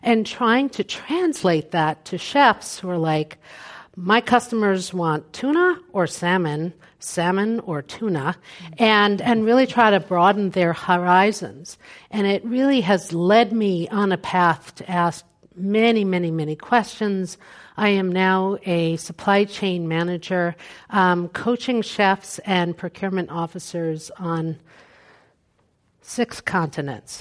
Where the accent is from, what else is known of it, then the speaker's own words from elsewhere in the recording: New York City, New York, United States; I'm from Brooklyn, New York. You can tell by how I use my hands.